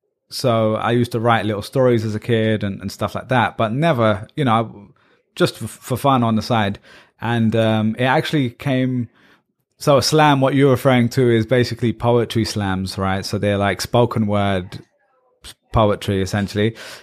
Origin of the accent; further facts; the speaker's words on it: Pakistan; And then also in our household, you know, we're Pakistani.